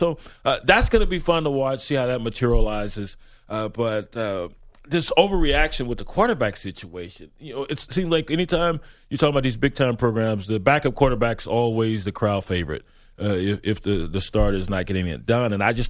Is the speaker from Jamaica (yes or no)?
yes; Jamaica; I'm Jamaican. I got 8 jobs, man.